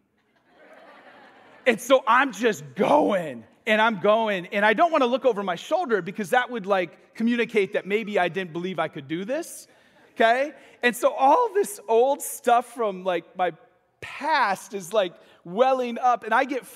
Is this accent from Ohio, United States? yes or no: no; Michigan, United States; moved away as an adult; now in Florida, United States; I'm from Michigan.